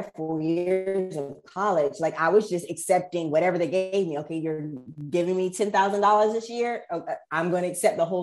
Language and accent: English; Raleigh, North Carolina, United States; also born or lived in Greensboro, North Carolina; I'm from Raleigh, North Carolina. Went to school in Greensboro at UNC Greensboro. And now I'm back in Raleigh